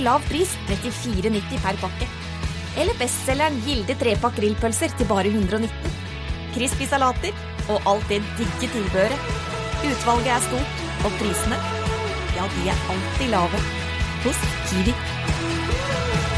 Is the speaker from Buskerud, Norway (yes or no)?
no; Bergen, Vestland, Norway; jeg er født i Fyllingsdal